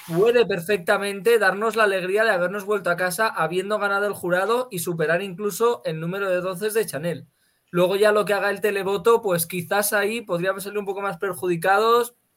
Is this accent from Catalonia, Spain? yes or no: no; Andalusia, Spain; moved away; mi pueblo de Andalucía